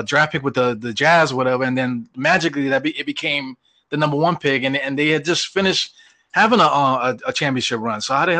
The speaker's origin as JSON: {"language": "English", "town": "New York City", "region": "New York", "country": "United States", "said": "I'm from Brooklyn"}